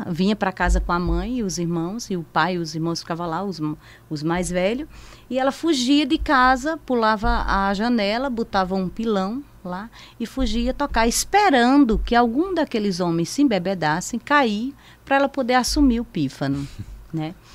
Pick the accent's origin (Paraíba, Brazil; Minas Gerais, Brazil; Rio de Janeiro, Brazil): Paraíba, Brazil; Monteiro; É, eu sou paraibana, eu sou monteirense né, lá do assentamento de Santa Catarina, onde nasci e me criei praticamente. E sou paraibana, sou caririzira, sou cigana de origem cigana, sou de filha de cigano.